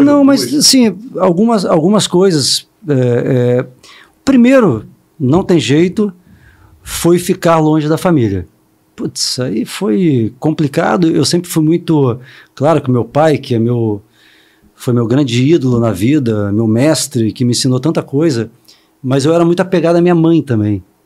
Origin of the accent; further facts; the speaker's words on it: Vila Velha, Espírito Santo, Brazil; moved away; eu sou capixaba de Vila Velha, né? Então, é, é, eu comecei com 10, 11 anos no time do meu pai